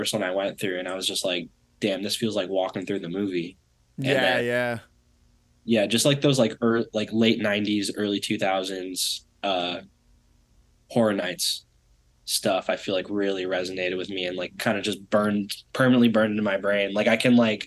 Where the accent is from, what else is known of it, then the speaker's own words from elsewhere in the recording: California, United States; also born or lived in Detroit, Michigan; I was born in Detroit, but I moved out here when I was two, to California